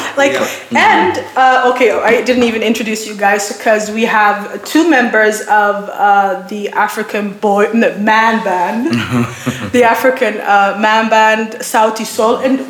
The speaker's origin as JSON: {"language": "English", "country": "Somalia", "said": "I'm Somali."}